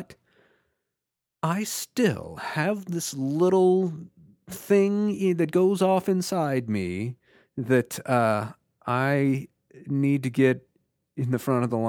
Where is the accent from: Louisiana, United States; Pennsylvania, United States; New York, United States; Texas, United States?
Texas, United States; Houston; now in Atlanta, United States; I grew up in Houston, but no one had ever experienced it like here in Atlanta